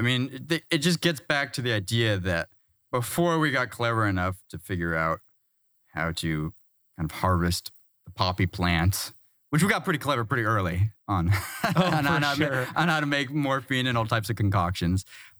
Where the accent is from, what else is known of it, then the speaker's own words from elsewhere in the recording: Kansas, United States; I grew up in the Midwest, the most like white, vanilla.